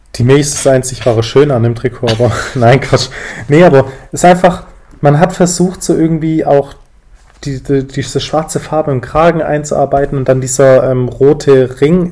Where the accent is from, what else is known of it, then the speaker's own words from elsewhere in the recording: Stuttgart, Baden-Württemberg, Germany; now in Berlin, Germany; Ich komme ursprünglich aus Stuttgart, lebe jetzt aber auch in Berlin.